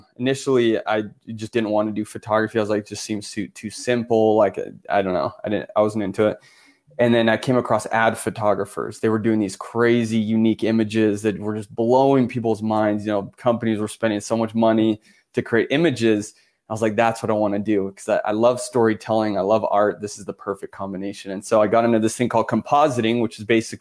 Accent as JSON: {"language": "English", "town": "Florence", "region": "Tuscany", "country": "Italy", "tie": "born or raised there", "said": "born in Florence, but I'm half Italian, half American. My mom's American."}